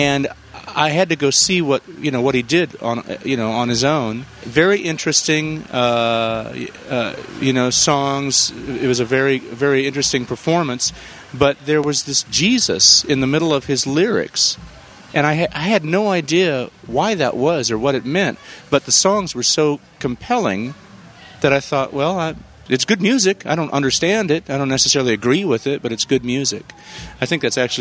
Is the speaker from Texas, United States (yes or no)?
no; San Jose, California, United States; moved away as an adult; also born or lived in Los Angeles; my hometown, from San Jose.